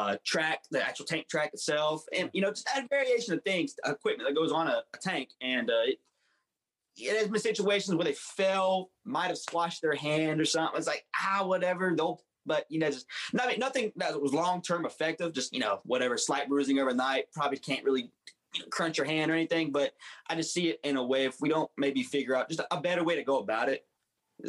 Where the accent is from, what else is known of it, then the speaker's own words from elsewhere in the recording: West Virginia, United States; I was born and raised right here in West Virginia